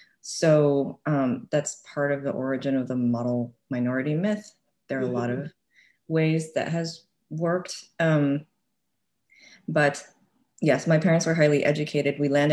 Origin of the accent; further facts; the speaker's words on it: Santa Maria, California, United States; moved away as an adult; also born or lived in Bay Area, California; now in Evanston, United States; I was born and raised and grew up in a small city called Santa Maria, like the Nina, the Pinta, and the Santa Maria. And it felt like a small town.